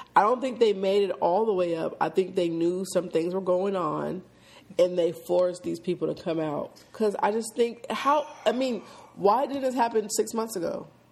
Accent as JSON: {"language": "English", "town": "Seattle", "region": "Washington", "country": "United States", "tie": "born or raised there", "moved": "as an adult", "lives_now": "Atlanta, United States", "said": "I'm born and raised in Seattle, Washington"}